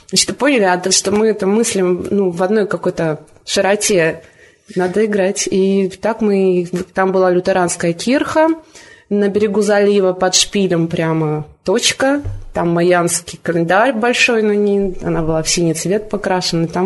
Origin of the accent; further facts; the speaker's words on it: Vitebsk, Vitebsk Region, Belarus; Я приехала из Витебска. В Витебске я ну, всегда была в компании музыкантов, и мне всегда было интересно, ходила на концерты, но Никогда сама не играла.